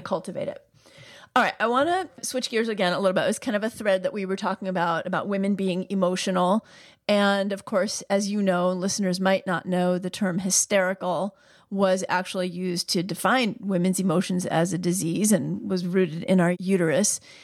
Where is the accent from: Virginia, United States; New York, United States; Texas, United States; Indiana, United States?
New York, United States; my upbringing as a New Yorker